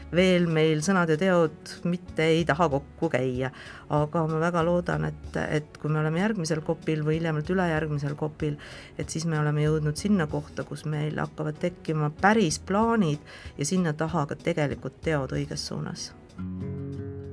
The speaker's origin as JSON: {"language": "Estonian", "region": "Saare County", "country": "Estonia", "tie": "born or raised there", "said": "mina kasvasin Saaremaal Nõukogude Liidu piiritsoonis"}